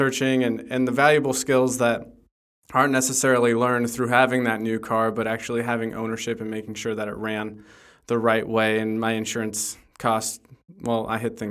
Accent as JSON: {"language": "English", "area": "Orange County", "region": "California", "country": "United States", "tie": "born or raised there", "said": "I grew up here in Orange County"}